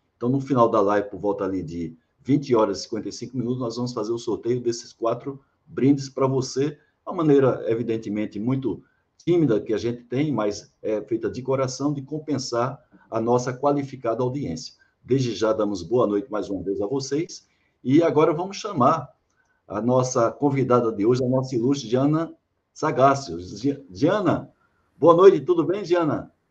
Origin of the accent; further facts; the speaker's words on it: interior of Paraíba, Brazil; moved away as an adult; also born or lived in Salvador, Bahia; Eu sou de, da Paraíba, né, do interior da Paraíba. E cheguei aqui em 87 para trabalhar aqui no Polo Petroquímico